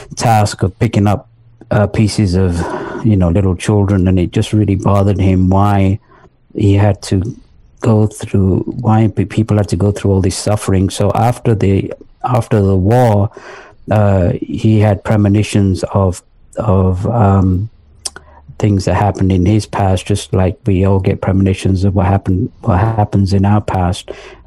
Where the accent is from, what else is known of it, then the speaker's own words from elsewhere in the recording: London, north of England, United Kingdom; moved away as an adult; also born or lived in Pakistan; now in United States; I was born in Pakistan, and then my parents, they moved to England when I was 3 years old. So we moved to England. I lived in the north of England till the age of 10. And then we moved to London and spent some time in London, went to high school in London